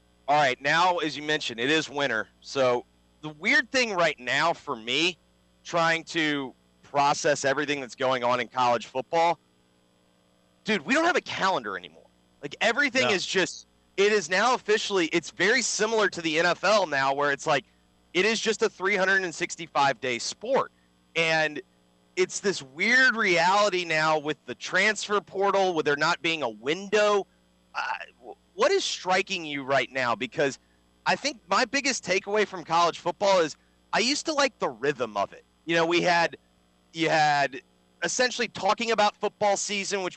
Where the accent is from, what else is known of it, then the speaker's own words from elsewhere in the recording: the South, United States; also born or lived in Memphis / California; I am a Southerner, born and bred.